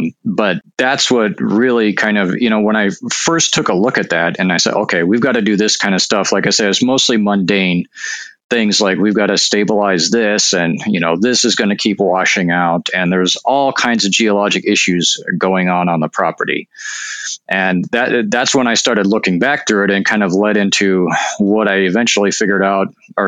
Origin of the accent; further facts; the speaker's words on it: Northern Plains, United States; I mean, I'm from the Northern Plains. My family were farmers and all that.